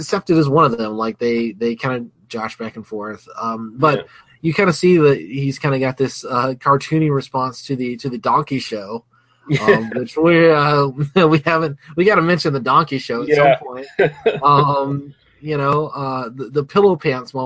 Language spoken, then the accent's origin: English; Alabama, United States; I grew up in Alabama